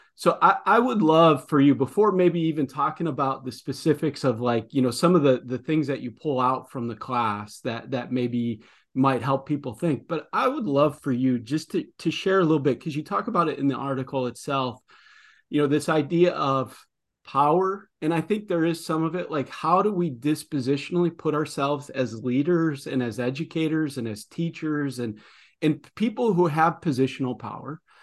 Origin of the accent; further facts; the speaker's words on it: Midwest, United States; accent: Midwestern; my Midwestern accent